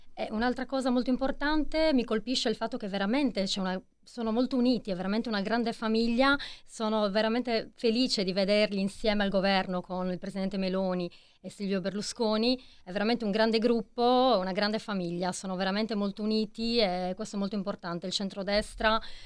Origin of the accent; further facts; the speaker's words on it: Iglesias, Sardinia, Italy; io sono della provincia di Cagliari